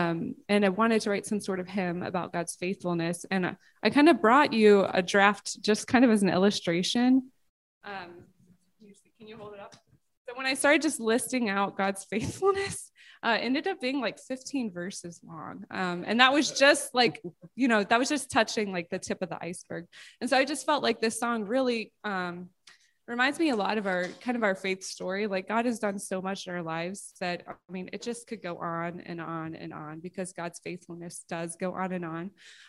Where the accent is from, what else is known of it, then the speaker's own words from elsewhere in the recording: Georgia, United States; I grew up in the South, which usually surprises people. I'm like an undercover Southerner. I don't have the accent.